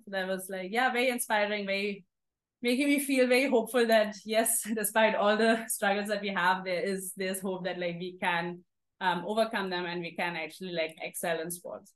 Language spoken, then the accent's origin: English; Germany; moved away as an adult; also born or lived in Singapore; now in Mumbai, India; this girls team which was actually in a village near my hometown. So it was like a half an hour drive from my uh, home. And then I just loved it. My parents dropped me every time when we used to have games. Um, and I played for a couple of years in Germany